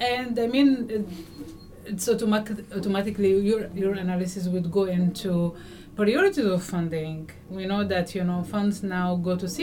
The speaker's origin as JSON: {"language": "English", "region": "Northern Sudan", "country": "Sudan", "moved": "yes", "said": "I'm from the north"}